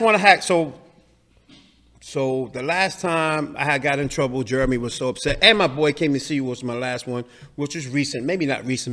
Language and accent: English; New York City, New York, United States; I grew up in the Lower East Side